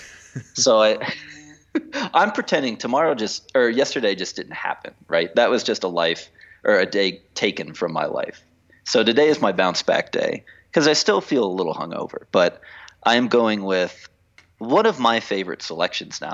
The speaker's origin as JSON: {"language": "English", "country": "United States", "moved": "yes", "lives_now": "Mexico City, Mexico", "said": "as an American"}